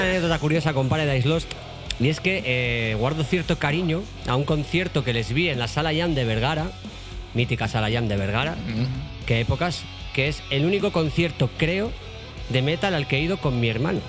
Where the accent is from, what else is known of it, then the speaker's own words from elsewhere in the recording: northern Spain, Spain; somos, o sea, somos de allí